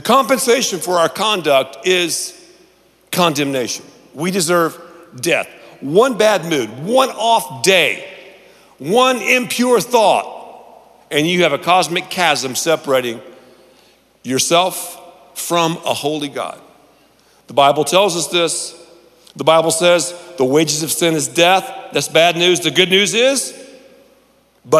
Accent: Canton, North Carolina, United States; I grew up in Canton, North Carolina

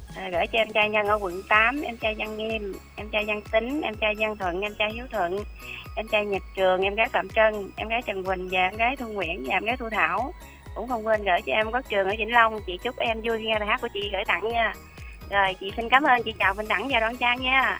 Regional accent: Long An, Vietnam; moved away as an adult; now in Dong Nai, Vietnam; quê chị ở Long An, chị lên Đồng Nai

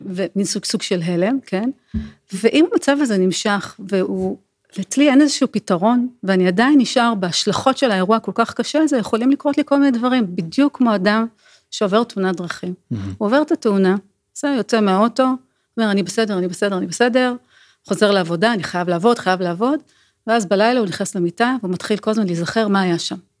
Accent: Israel; אנחנו ישראלים

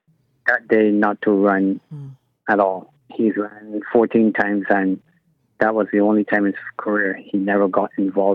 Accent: Barbados; moved away; I was born in Barbados in 1969, so I grew up in and got involved in horse racing.

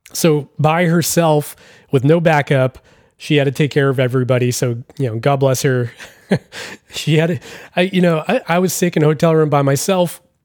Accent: Massachusetts, United States; I'm from the East Coast, I'm from Massachusetts

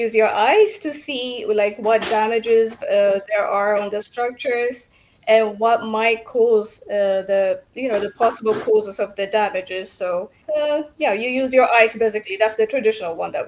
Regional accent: Addis Ababa, Ethiopia; now in Portugal; I'm originally from Ethiopia, but now I'm residing in Portugal.

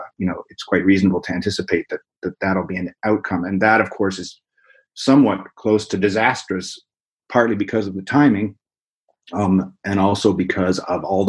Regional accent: Nova Scotia, Canada; now in Vancouver, Canada; I grew up in Nova Scotia in eastern Canada

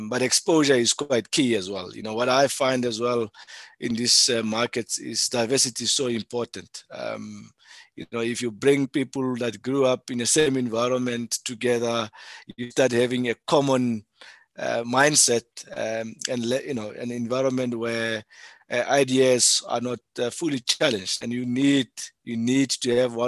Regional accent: South Africa; being a South African

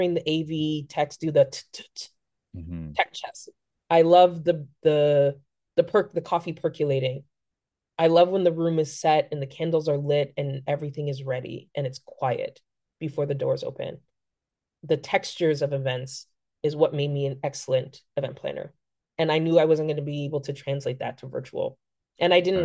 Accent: Aurora, Ontario, Canada; I grew up in Aurora

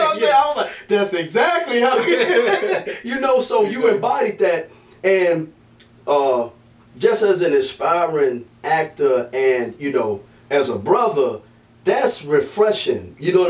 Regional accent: United States; also born or lived in East Coast; I come from Halifax County.

